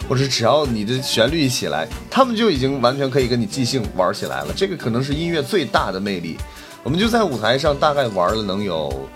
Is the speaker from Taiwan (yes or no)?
no; China; 我是一个中国人